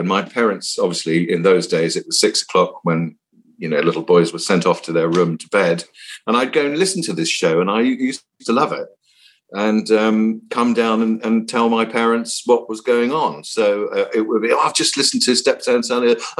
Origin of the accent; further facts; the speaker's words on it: Cape Town, Western Cape, South Africa; also born or lived in Singapore / Malaysia; And I spent my youth growing up in Cape Town. So there's a big naval base in Simonstown. And we were in Singapore, we were in Malaysia and so on.